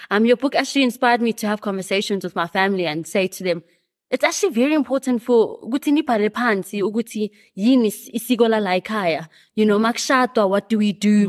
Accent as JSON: {"language": "English", "town": "Johannesburg", "region": "Gauteng", "country": "South Africa", "tie": "born or raised there", "said": "born and bred in Johannesburg."}